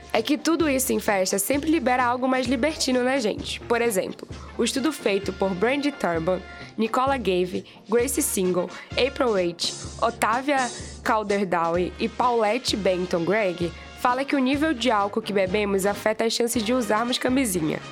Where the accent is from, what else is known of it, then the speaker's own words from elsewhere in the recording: Belém, Pará, Brazil; Eu, paraense de Belém